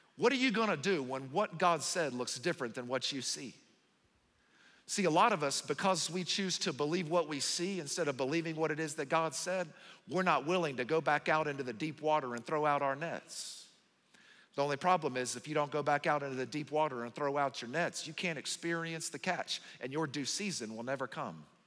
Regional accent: the South, United States; moved away; I'm from the South

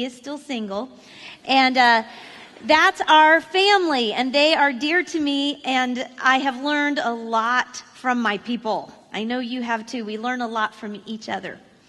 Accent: Florida, United States; moved away as an adult; now in Missouri, United States; I grew up in Florida, and we have lived in Missouri for the last 15 years

